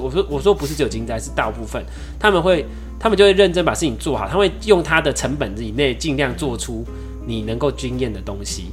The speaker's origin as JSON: {"language": "Chinese", "country": "Taiwan", "said": "你真的会很以自己身为台湾人为荣"}